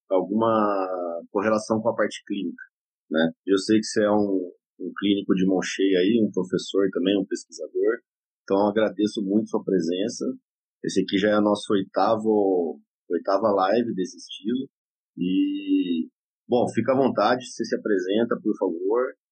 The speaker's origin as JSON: {"language": "Portuguese", "region": "São Paulo", "country": "Brazil", "moved": "as an adult", "lives_now": "Fortaleza, Brazil", "said": "sou paulista, lá da capital, mas há quase 20 anos 19 né, anos, mais ou menos, estou morando aqui no Ceará."}